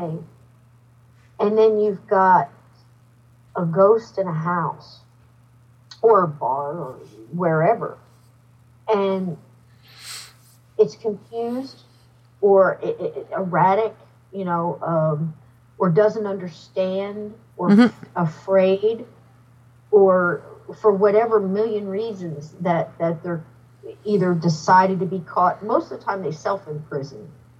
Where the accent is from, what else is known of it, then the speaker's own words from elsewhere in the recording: New Jersey, United States; moved away as an adult; also born or lived in Alabama; I was pretty much born and raised in New Jersey